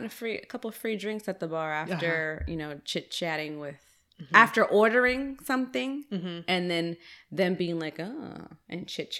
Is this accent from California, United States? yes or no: yes; California, United States; is shaped by California. So it's good to come back and really just start rediscovering, you know, my home state.